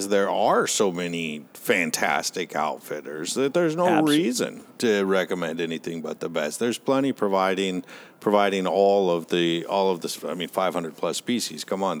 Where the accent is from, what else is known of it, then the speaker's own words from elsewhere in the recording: United States; We're that's part of being an American, is we're very brand loyal.